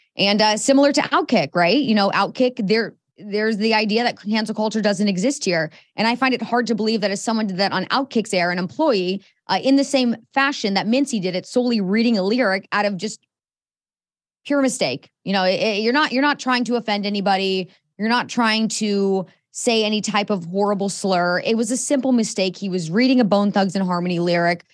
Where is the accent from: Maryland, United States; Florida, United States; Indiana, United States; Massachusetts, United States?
Indiana, United States; Indianapolis; born or raised there